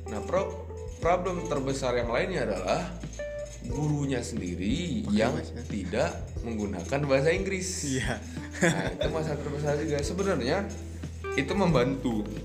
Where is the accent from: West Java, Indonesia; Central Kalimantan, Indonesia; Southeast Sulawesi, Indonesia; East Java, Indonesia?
West Java, Indonesia; Bandung; karena di Bandung sendiri kan uh, di kota saya sendiri kan ada yang namanya apa ya? Uh, culture untuk berbicara lebih halus.